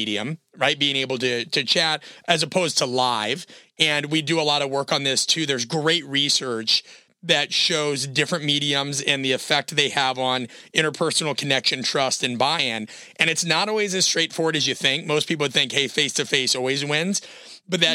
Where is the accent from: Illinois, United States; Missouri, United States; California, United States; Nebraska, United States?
Nebraska, United States; Omaha; I'm from Omaha, Nebraska.